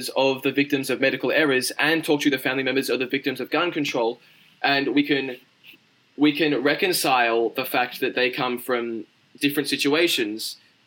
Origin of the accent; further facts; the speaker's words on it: Australia; I'm Australian.